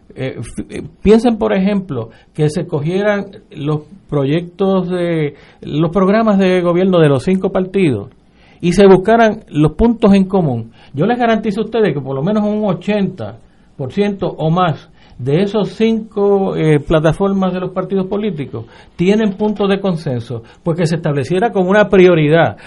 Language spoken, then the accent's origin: Spanish; Puerto Rico; los cuatro que estamos en esta mesa somos puertorriqueños